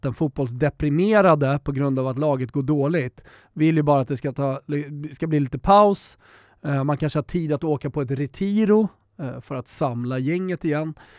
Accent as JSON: {"language": "Swedish", "country": "Sweden"}